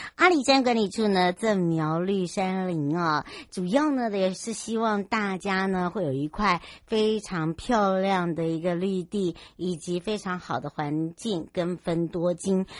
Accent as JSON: {"language": "Chinese", "region": "Hualien County", "country": "Taiwan", "tie": "born or raised there", "said": "花莲，我的故乡"}